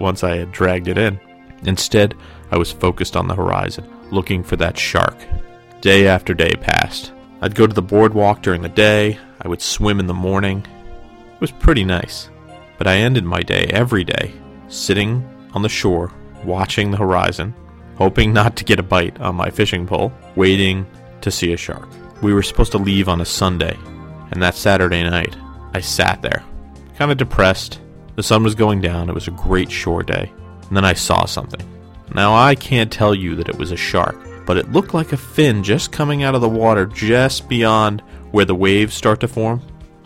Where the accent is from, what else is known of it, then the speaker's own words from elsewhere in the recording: New Jersey, United States; When I was a kid growing up in New Jersey